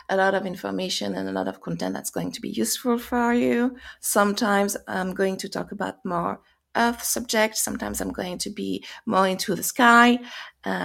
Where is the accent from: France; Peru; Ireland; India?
France; accent: French; English is a second language; moved away as an adult; also born or lived in United States; now in England, United Kingdom; you hear by my accent, probably I am French, but I live in UK, I live in England, and I had lived in US as well.